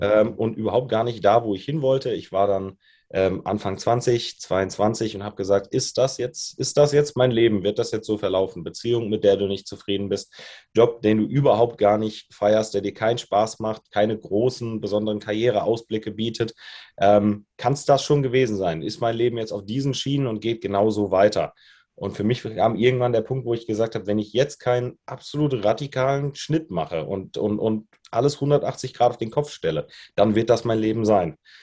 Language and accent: German; Germany; moved away as an adult; also born or lived in Australia; now in Munich, Germany; ich bin groß geworden, ganz dörflich, zwischen Koblenz und Limburg oder noch breiter gesehen zwischen Frankfurt und Köln in einem kleinen Dorf mit mehr Kühen als Einwohnern